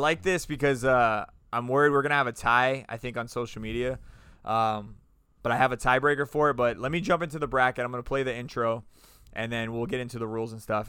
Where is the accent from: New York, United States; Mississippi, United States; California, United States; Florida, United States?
Florida, United States; also born or lived in Oregon; When I moved to Oregon for a little bit, that's what they told me. They're like, "Oh, get ready, guys! Like, you don't know about the meth." I was like, "Dude, I come from Florida. You don't even know."